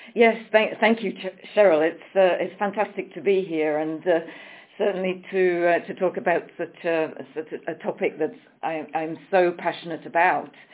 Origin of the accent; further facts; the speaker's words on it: England, United Kingdom; moved away as an adult; also born or lived in Switzerland; I'm coming from England, but I have lived many years um, in, in the country of Switzerland